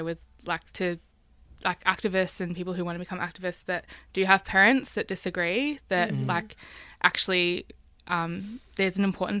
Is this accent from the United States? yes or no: no; Latrobe Valley, Victoria, Australia; but I'm from the Latrobe Valley, which is a coal mining town where obviously the health effects and environmental effects of coal mining is devastating.